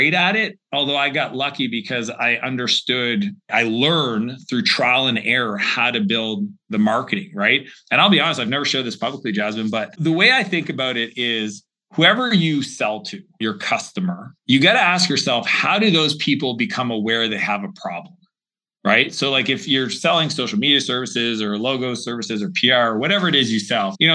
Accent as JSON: {"language": "English", "region": "Atlantic Canada", "country": "Canada", "tie": "born or raised there", "said": "the small region that I grew up in Atlantic Canada"}